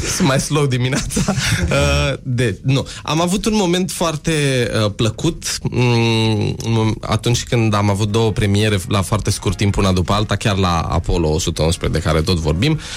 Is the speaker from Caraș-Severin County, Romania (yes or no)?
no; Alexandria, Teleorman County, Romania; am crescut în Alexandria